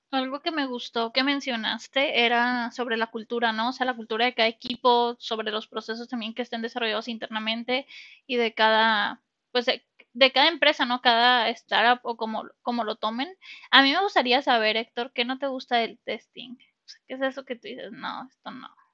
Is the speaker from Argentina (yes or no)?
no; Mexico; como mexicanos